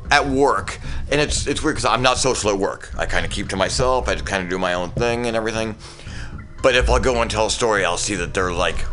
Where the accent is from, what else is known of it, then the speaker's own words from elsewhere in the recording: New York, United States; born there; um, I was born in New York, so I feel like I've got a lot of the New York attitude still.